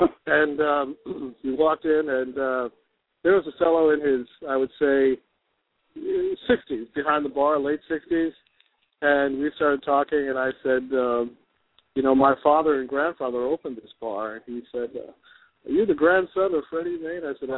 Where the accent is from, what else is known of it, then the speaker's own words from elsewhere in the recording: New York City, New York, United States; moved away; I was born in Queens, Richmond Hill, Queens. We grew up on Jerome Avenue. My grandparents lived on Lefferts and Liberty in Queens, in Richmond Hill, Queens. All of my family, mother and father, grandparents, they all originated from Brooklyn.